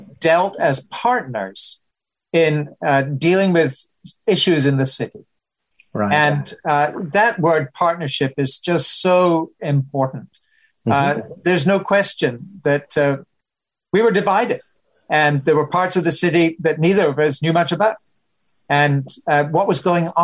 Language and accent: English; Scotland, United Kingdom; moved away as an adult; also born or lived in Pittsburgh; now in United States